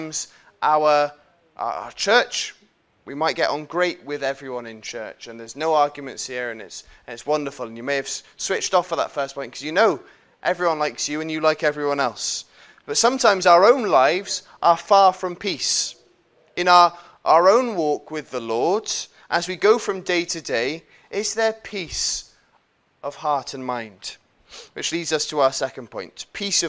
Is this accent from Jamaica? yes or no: no; United Kingdom; as British people